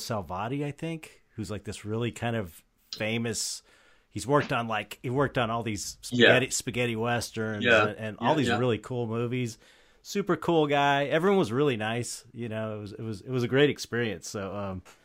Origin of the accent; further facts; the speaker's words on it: California, United States; I don't think I'd been out of California even, because I grew up in California